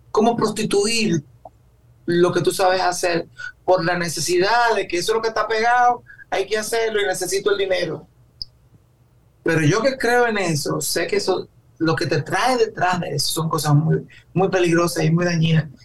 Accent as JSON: {"language": "Spanish", "country": "Dominican Republic", "said": "me da hasta vergüenza a veces cuando dice yo soy dominicano"}